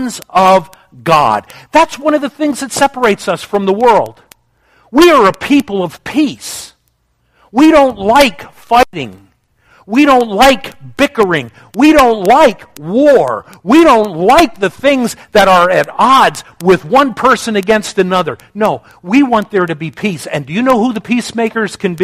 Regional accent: United States; as an American

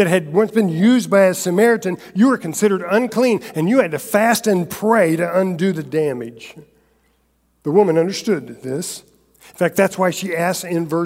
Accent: Central Florida, United States; I grew up in Central Florida

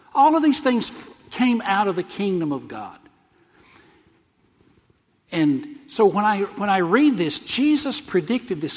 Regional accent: the South, United States; moved away; I'm from the South, so I'd say, hey, let's follow the Southern Baptist

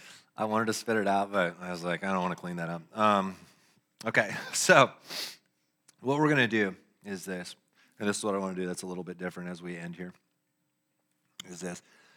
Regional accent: Lexington, Kentucky, United States; born there; I was born in Kentucky. Yeah. Lexington.

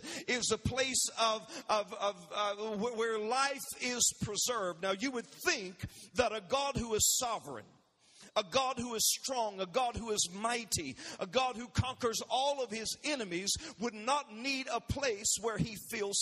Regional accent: South Georgia, United States; growing up in South Georgia, down in the country on dirt roads

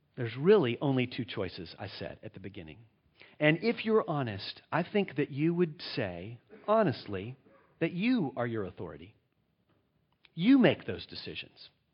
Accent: United States; I'm from the United States of America

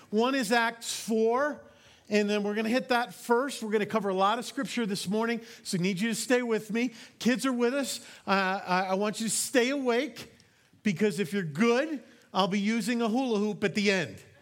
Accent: New York, United States; I am from New York

